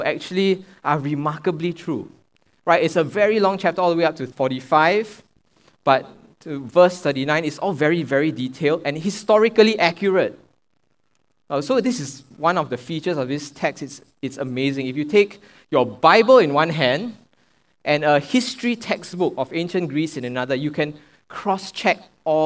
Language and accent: English; Singapore; I'm a Singaporean